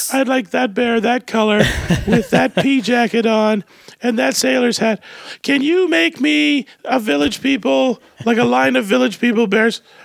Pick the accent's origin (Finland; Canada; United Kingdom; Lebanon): Canada; Calgary, Alberta; moved away; I grew up in Calgary, so the family's here